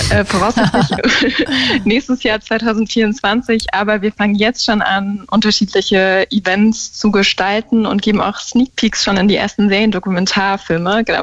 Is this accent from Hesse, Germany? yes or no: no; Saxony, Germany; gerade dadurch, dass ich aus Sachsen bin.